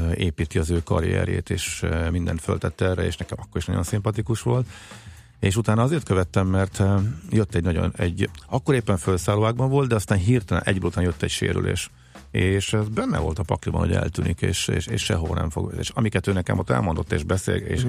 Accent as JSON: {"language": "Hungarian", "town": "Zalaegerszeg", "region": "Zala", "country": "Hungary", "tie": "born or raised there", "said": "mint Zalaegerszegi fiúként"}